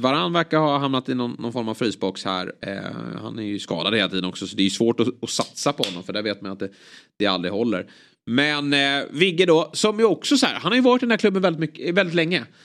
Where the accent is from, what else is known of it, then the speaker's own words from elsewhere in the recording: Sweden; som svensk